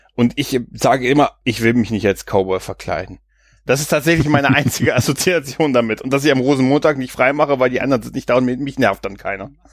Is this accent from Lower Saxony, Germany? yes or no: yes; Lower Saxony, Germany; ich komme aus dem Bundesland ohne Eigenschaften als Niedersachse